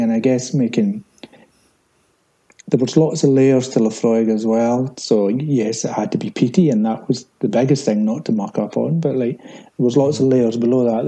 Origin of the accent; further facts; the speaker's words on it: Islay, Scotland, United Kingdom; I'm from Islay, yes, but then I'm Scottish